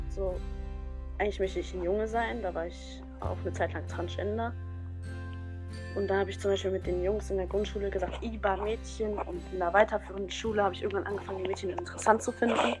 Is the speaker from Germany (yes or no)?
yes; North Rhine-Westphalia, Germany; ich komme aus NRW